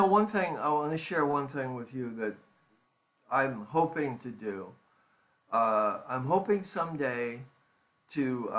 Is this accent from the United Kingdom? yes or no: no; Ireland; Because we grew up in Ireland, you know